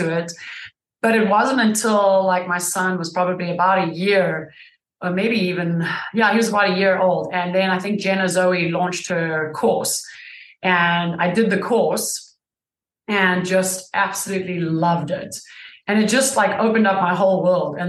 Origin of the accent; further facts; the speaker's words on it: South Africa; now in United States; I am from South Africa originally. I've been in the States almost 20 years